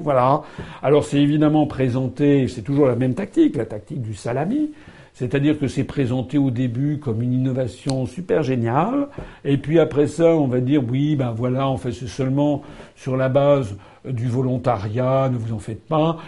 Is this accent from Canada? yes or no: no; France; je suis français